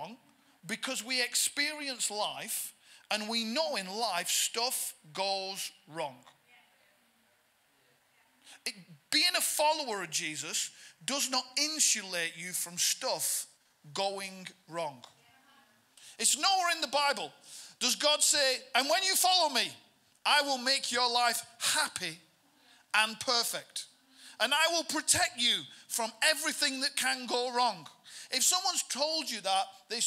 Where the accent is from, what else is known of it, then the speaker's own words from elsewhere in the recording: Bolton, North West England, United Kingdom; moved away; also born or lived in London; I'm from Bolton, which is just to the north of Manchester